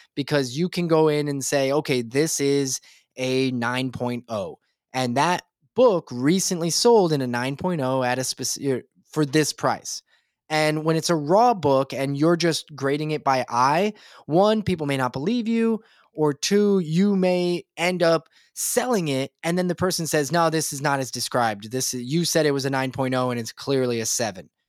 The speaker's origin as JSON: {"language": "English", "region": "Nebraska", "country": "United States", "said": "I'm from Nebraska"}